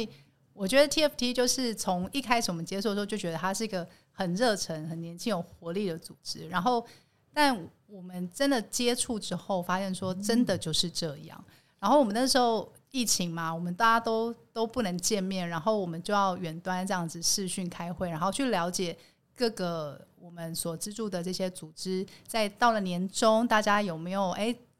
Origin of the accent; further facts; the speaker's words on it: Tainan, Taiwan; 我们来自台南。对台南人如约你吃饭，基本上就是会约你吃饭